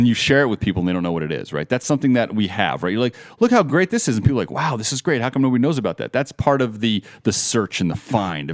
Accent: Las Vegas, Nevada, United States; I'm born and raised in Vegas.

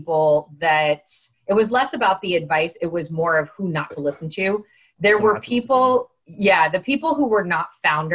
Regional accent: Miami, Florida, United States; I'm from Miami. I'm Cuban, right? This is my home

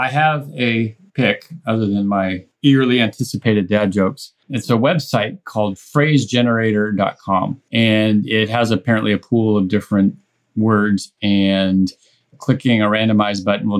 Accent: United States; being an American

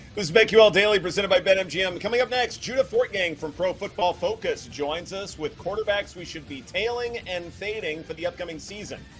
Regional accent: Louisiana, United States; as a kid uh, growing up in Louisiana, especially in, in, the rural areas

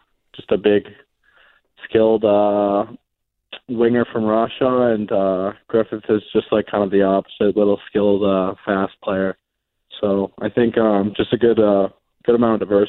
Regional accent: Vancouver, British Columbia, Canada; also born or lived in Cleveland, United States; I grew up in Canada, so I think as I think of it, I'm more Canadian

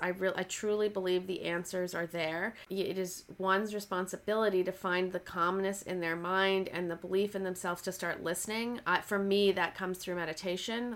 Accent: Canada; moved away as an adult; also born or lived in Toronto / Oxford; now in Los Angeles, United States; I'm Canadian and I moved down to Los Angeles.

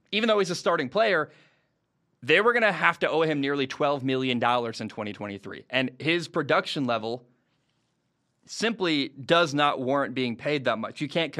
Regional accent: Pacific Northwest, United States; You guys know I'm from the Northwest. I always go out of my way to hate on the Seattle Mariners because of the torment they gave me as a childhood baseball fan.

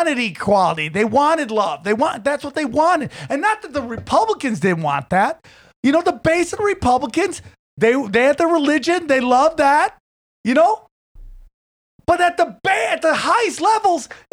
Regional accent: upstate New York, United States; I was part of one of the greatest breakdancing crews from upstate New York

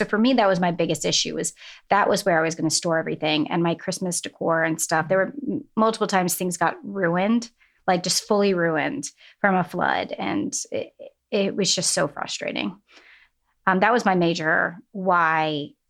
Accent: New England, United States; born there; I like to say it's because I was born in New England and we go back every summer.

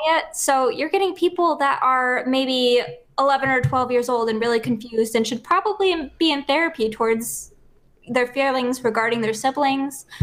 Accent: Buffalo, New York, United States

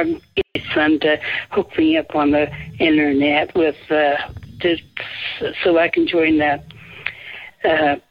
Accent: Flint, Michigan, United States; now in Salt Lake City, United States; I'm originally from Michigan and from around the Flint area

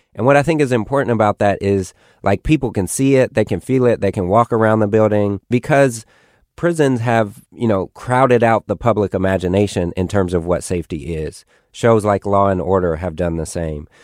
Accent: Oakland, California, United States; I grew up in East Oakland

